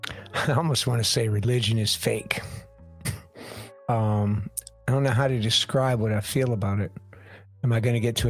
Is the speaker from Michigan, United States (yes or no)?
yes; Michigan, United States; moved away; I'm from Michigan originally.